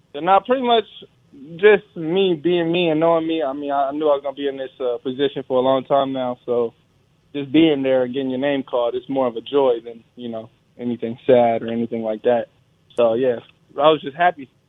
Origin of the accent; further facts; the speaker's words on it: California, United States; moved away as an adult; now in Charlotte, United States; we from Cali